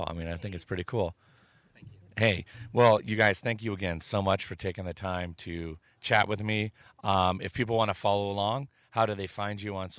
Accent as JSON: {"language": "English", "region": "Pacific Northwest", "country": "United States", "said": "we are from the Pacific Northwest."}